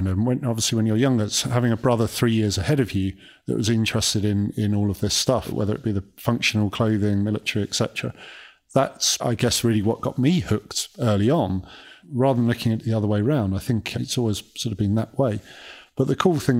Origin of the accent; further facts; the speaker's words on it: Kent, South East England, United Kingdom; We grew up in Kent, so southeast of England, and it was 4 miles to the nearest shop